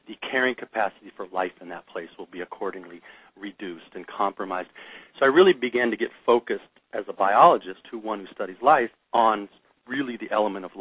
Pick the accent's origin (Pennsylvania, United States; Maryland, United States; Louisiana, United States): Maryland, United States; also born or lived in West Yellowstone; I grew up a bunch in Maryland